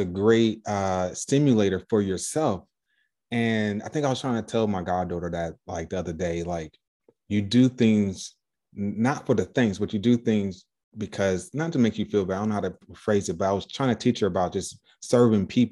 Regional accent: Chicago, Illinois, United States; I grew up in Chicago.

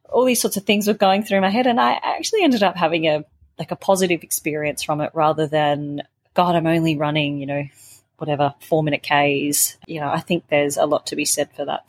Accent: Melbourne, Victoria, Australia; Melbourne because it's my hometown. I grew up running around those streets

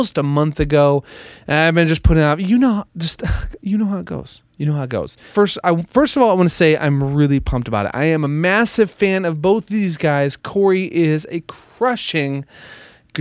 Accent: Minneapolis, Minnesota, United States; Minneapolis, my hometown

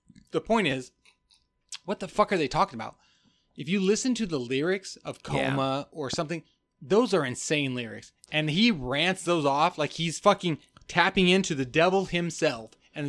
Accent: Klamath Falls, Oregon, United States; also born or lived in Germany; now in Portland, United States; I'm from originally Germany, then Klamath Falls, Oregon, then Portland, Oregon.

